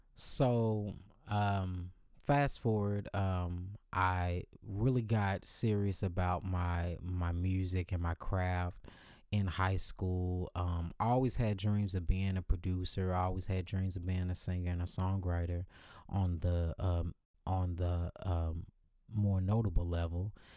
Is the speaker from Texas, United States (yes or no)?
yes; Dallas, Texas, United States; moved away as an adult; now in Los Angeles, United States; I moved to Los Angeles about two years ago from my hometown of Dallas, Texas